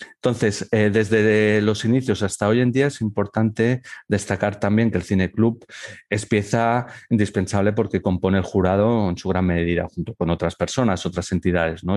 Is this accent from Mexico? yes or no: no; Barcelona, Catalonia, Spain; moved away as an adult; now in Elche, Spain; en Barcelona, que es donde eh, he realizado mi formación y mi primera experiencia profesional, porque soy de allí